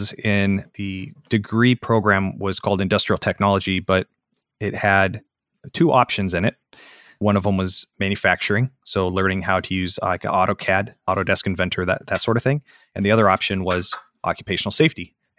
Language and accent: English; Ames, Iowa, United States; also born or lived in Des Moines, Iowa; Yep, I was born in Ames, Iowa, which is where Iowa State University is.